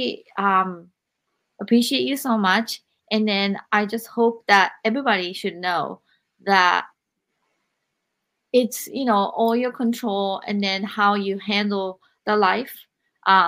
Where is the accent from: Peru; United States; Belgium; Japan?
Japan; I grew up in Japan